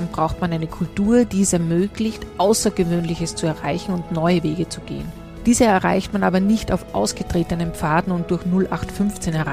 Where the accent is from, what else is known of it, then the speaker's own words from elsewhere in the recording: Salzburg, Austria; Den Dialekt hat er noch nicht hundertprozentig abgelegt, was ich sehr persönlich sehr nett finde als {S0} Salzburgerin.